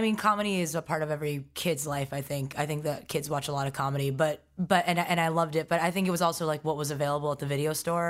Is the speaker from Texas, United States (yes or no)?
no; New York City, New York, United States; also born or lived in Stony Brook, Long Island; I was raised in Forest Hills, Queens